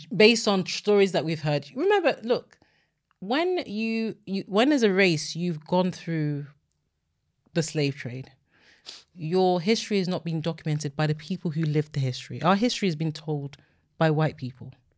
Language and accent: English; Nigeria; now in United Kingdom; I'm Nigerian